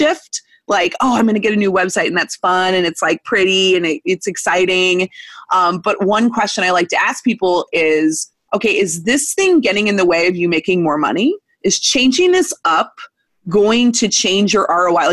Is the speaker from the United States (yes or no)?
yes; Missouri, United States; I was born in Missouri in 1984